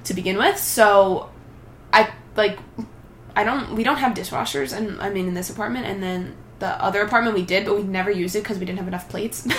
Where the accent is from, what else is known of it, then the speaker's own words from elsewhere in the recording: Long Island, New York, United States; I'm from Long Island, New York.